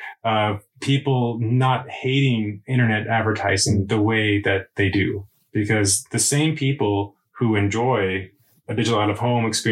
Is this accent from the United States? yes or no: yes; United States; moved away as an adult; now in Sweden; As an American, when I moved to Sweden